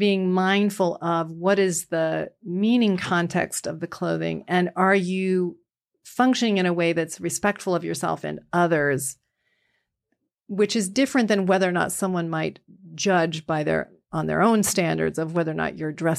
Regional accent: Vermont, United States; now in Illinois, United States; because I grew up in Vermont. I raised my kids in Illinois.

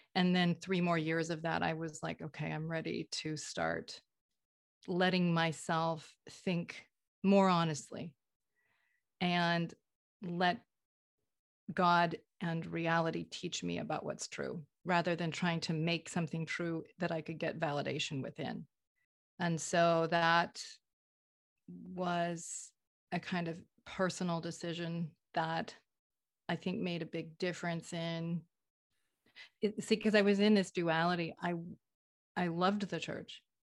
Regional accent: Vermont, United States; I grew up in Vermont, liberal Vermont, in a conservative faith

